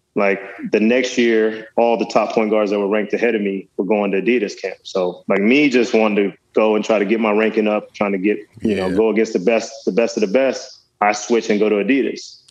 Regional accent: Dallas, Texas, United States; also born or lived in West Virginia; I got to Dallas at, at that age, and kind of that's where I, I did mo- most of my growing up

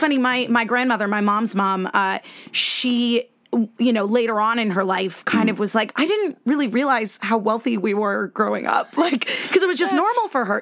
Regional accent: Connecticut, United States; moved away as an adult; also born or lived in Virginia; I was uh, born and raised in Connecticut

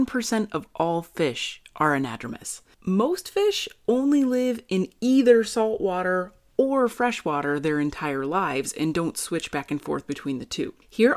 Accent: Napa, California, United States; I grew up in Napa

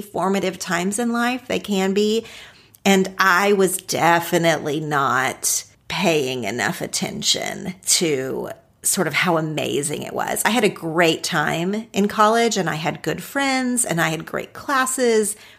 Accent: Ardmore, Oklahoma, United States; moved away as an adult; also born or lived in Los Angeles, California; Ardmore, Oklahoma. That's actually not where I spent most of my childhood physically, but that is where I identify with now as my hometown because that's where I went to school

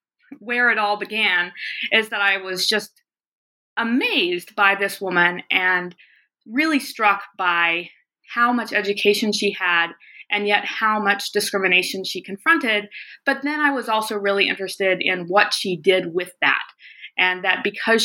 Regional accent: the South, United States; also born or lived in the West; now in Montana, United States; I grew up largely in the South, but also in the West, which is where I now live and teach at the University of Montana

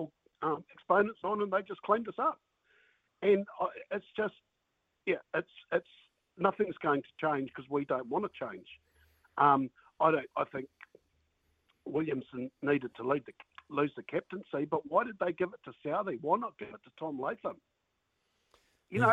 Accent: Hawke's Bay, New Zealand; now in Tutukaka, New Zealand; I grew up in Hawke's Bay

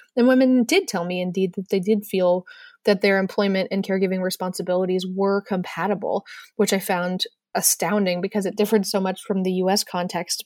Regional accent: United States; as an American

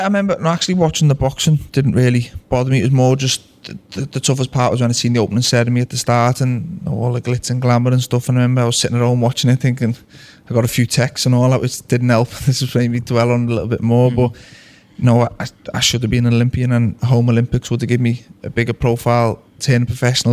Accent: Liverpool, North West England, United Kingdom; we're both being from Liverpool

